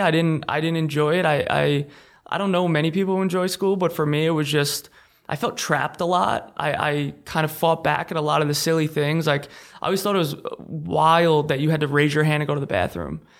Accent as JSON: {"language": "English", "area": "Long Island", "region": "New York", "country": "United States", "tie": "born or raised there", "said": "Long Island, New York"}